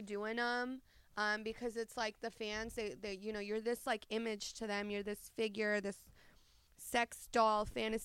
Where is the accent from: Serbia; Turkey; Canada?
Serbia; Belgrade; moved away; I'm from Belgrade, Serbia